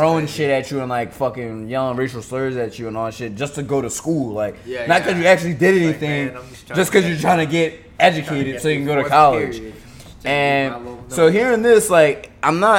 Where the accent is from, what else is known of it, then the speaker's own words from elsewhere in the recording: Philadelphia, Pennsylvania, United States; I grew up in Philly